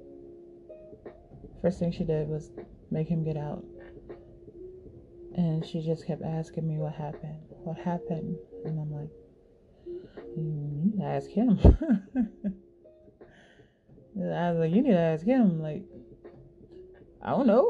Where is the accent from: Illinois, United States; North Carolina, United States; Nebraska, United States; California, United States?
Illinois, United States; Chicago; I'm from Chicago